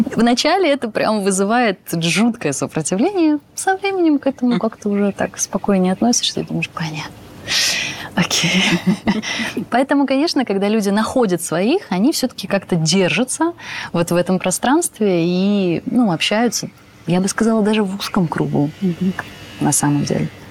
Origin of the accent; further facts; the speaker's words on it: Moscow, Russia; moved away as an adult; now in Bali, Indonesia; я москвичка